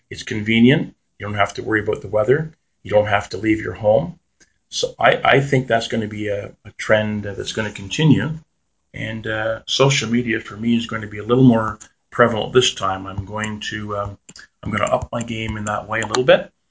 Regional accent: Ontario, Canada; I grew up on Arndon Avenue as a kid in the South End

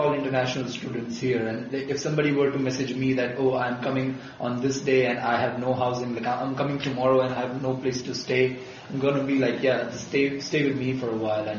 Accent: India; first language Gujarati; English is a second language; think that was more helpful, because nobody spoke my language, which is Gujarati, which I spoke. That's my mother tongue.

